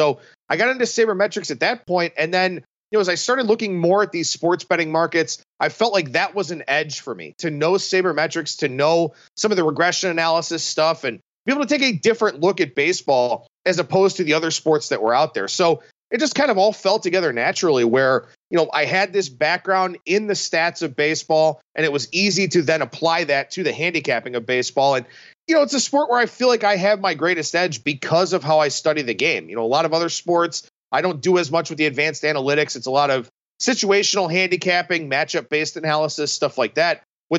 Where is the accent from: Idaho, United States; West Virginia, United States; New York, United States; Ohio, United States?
Ohio, United States; Cleveland; But growing up in Cleveland with the Indians heyday in the mid to late 90s